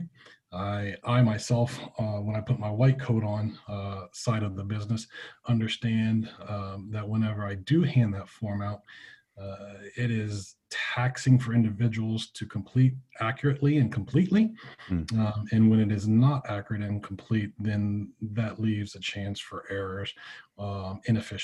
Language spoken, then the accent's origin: English; Southeast Ohio, United States; moved away as an adult; also born or lived in Pennsylvania; now in Jacksonville, Florida, United States; I came from Southeast Ohio